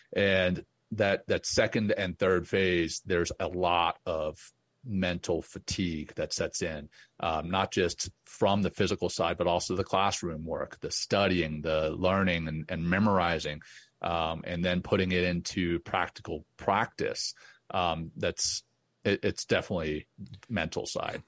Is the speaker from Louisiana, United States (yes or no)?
yes; Louisiana, United States; also born or lived in Cape Town, South Africa; I grew up in Louisiana